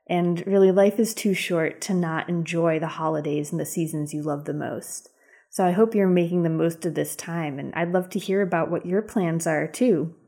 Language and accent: English; Western Massachusetts, United States; now in Durham, United States